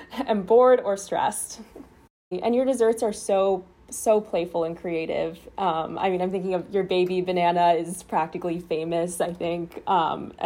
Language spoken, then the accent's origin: English; New York City, New York, United States; I'm from, born and raised in New York my whole life in Brooklyn